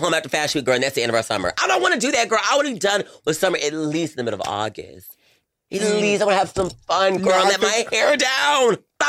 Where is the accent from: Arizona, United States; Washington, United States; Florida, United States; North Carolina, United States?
North Carolina, United States; I'm from North Carolina, girl.